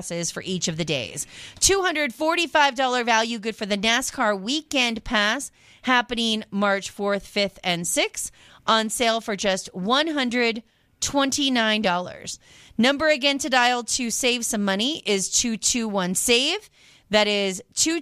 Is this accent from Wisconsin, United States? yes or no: no; Washington, United States; I grew up in Washington State